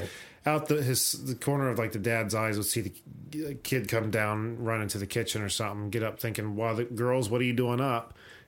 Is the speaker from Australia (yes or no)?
no; West Liberty, United States; we grew up in West Liberty, a very small town I've described several times on the show.